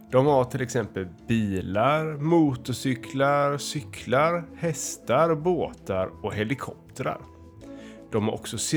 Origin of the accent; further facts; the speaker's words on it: Älvängen, Västra Götaland, Sweden; jag är från Älvängen och jag är sju år.